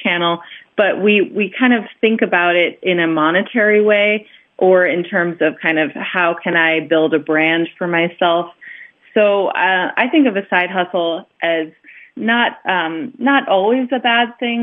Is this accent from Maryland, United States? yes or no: no; Long Island, New York, United States; moved away as an adult; now in Budapest, Hungary; I'm originally from Long Island, New York